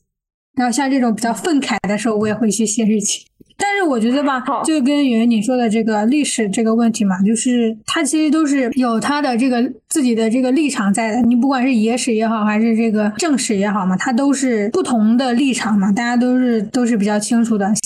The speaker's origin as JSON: {"language": "Chinese", "country": "China", "said": "就是一提这个人就好像他不是我们中国人一样。我从小就有这样一个感觉"}